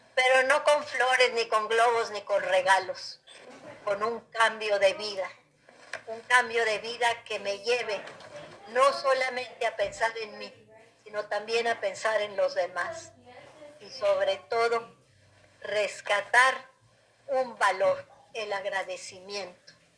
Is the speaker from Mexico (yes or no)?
yes; Mexico; los mexicanos